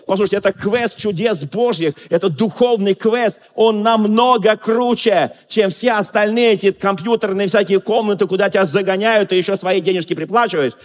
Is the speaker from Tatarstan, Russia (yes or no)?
no; Moscow, Russia; Я москвич, но я просто говорю швидко